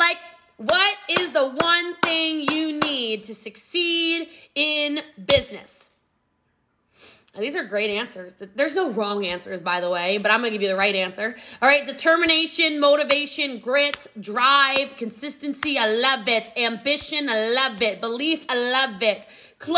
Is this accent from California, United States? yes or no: no; Middletown, Maryland, United States; moved away; also born or lived in Gaithersburg, Maryland; I did grow up in Middletown, Maryland